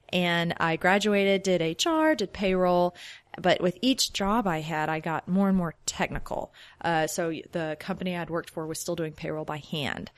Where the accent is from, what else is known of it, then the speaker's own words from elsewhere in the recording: Shreveport, Louisiana, United States; moved away as an adult; now in Oklahoma City, United States; I'm from Shreveport, Louisiana.